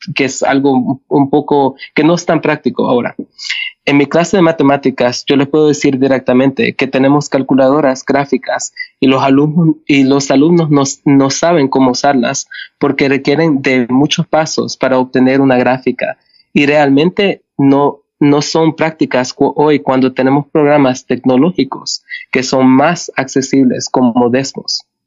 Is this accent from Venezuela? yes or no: no; Canada; also born or lived in El Salvador; Yo nací en El Salvador y llegué a Canadá con, cuando tenía seis años con mi familia. Entonces crecí como canadiense.